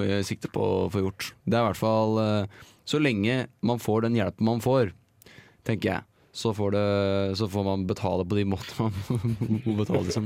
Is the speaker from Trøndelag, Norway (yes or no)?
no; Eina, Innlandet, Norway; jeg er glad i å være liksom hjemme på Eina